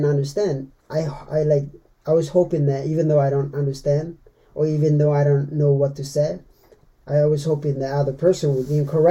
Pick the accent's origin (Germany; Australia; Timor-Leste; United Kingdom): Timor-Leste; born or raised there; first language Meto; English is a second language; now in United States